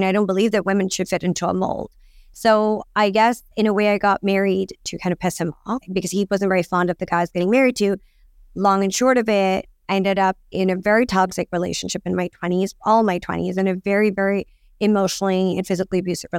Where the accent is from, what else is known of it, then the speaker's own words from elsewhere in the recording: London, United Kingdom; so I grew up in London and I lived very close to Vogue House in London, Hanover Square. And honestly, I'm South Asian.